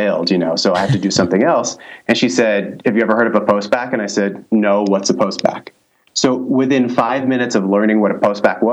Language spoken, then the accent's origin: English; Santa Barbara, California, United States; moved away as an adult; also born or lived in China; I'm actually from Santa Barbara